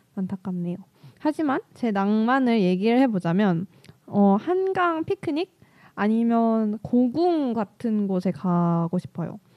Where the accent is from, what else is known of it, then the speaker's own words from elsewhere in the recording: Daejeon, South Korea; moved away as an adult; now in Seoul, South Korea; 제 본가가 대전인데